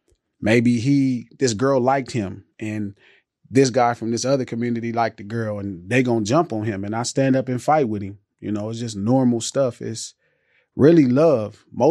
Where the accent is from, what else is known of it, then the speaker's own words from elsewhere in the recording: Los Angeles, California, United States; Like 117th Street. So 117th Street, right across the street from the Imperial Courts. The projects.